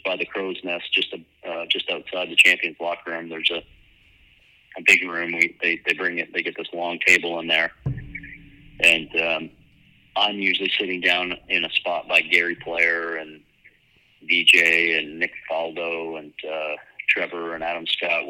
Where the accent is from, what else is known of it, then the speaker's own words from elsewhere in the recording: Sarnia, Ontario, Canada; my hometown in Sarnia